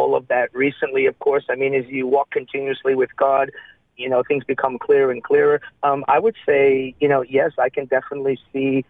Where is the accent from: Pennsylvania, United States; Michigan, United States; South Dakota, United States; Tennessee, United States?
Michigan, United States; Detroit; moved away as an adult; also born or lived in Japan; I was born in the States, in Detroit, Michigan. I grew up there until my early 20s